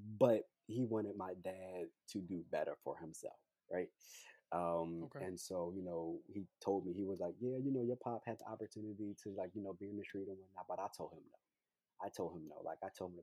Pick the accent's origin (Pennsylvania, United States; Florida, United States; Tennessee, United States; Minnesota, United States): Pennsylvania, United States; Philadelphia; I'm from Philadelphia, Pennsylvania, born and raised here